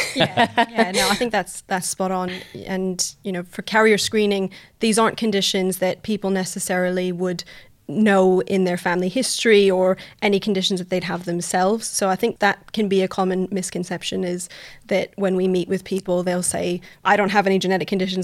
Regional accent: Canada; moved away as an adult; now in United Kingdom; I'm originally from Canada. You'll hear from my voice.

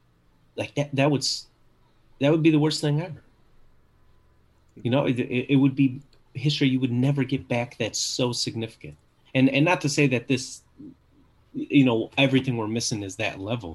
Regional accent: Minneapolis, Minnesota, United States; also born or lived in New Brighton, Minnesota; I'm from Minnesota, right? I grew up in Minneapolis until I was 14, and then I moved to a city called New Brighton

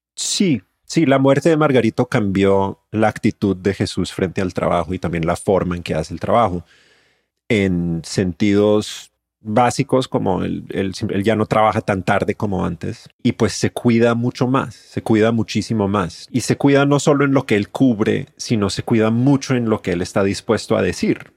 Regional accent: Colombia; now in Mexico; La gente encontró que yo soy colombiano, se dio cuenta de que yo soy colombiano

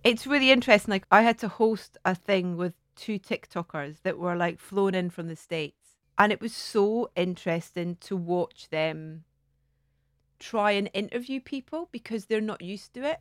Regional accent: Scotland, United Kingdom; moved away as an adult; also born or lived in London; I'd kind of got down to London, away from Scotland.

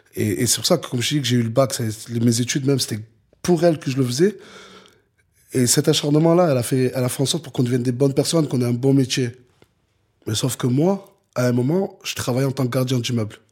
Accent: Perpignan, Occitania, France; je suis de Perpignan, c'est la ville la plus au sud de France

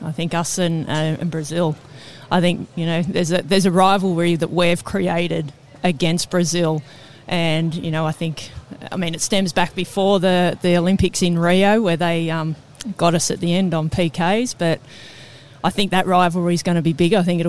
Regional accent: Australia; I don't know if we have that reputation as Aussie footballers to go that far

